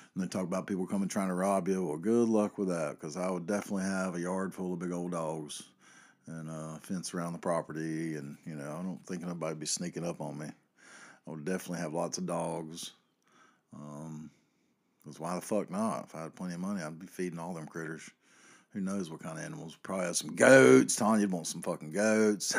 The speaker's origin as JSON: {"language": "English", "region": "North Carolina", "country": "United States", "said": "here in my home state"}